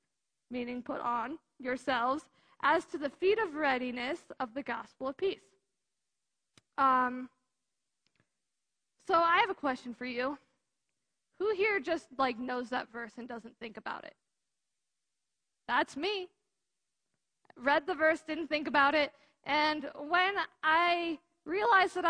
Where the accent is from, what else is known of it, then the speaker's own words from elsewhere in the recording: United States; I'm an American